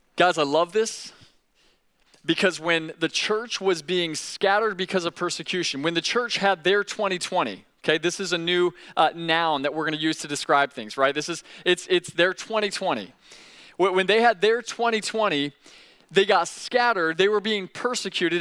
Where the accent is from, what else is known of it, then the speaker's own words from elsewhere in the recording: Sebring, Florida, United States; moved away; some of you come from places like I come from, a small town. I came from Sebring, Florida